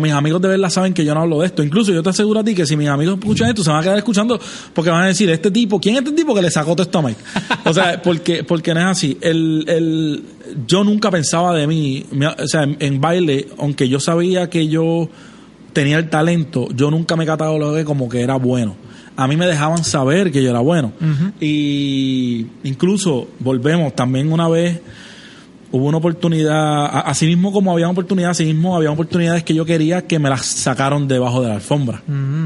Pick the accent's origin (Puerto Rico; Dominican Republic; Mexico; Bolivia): Puerto Rico; Trujillo Alto; yo soy de Trujillo Alto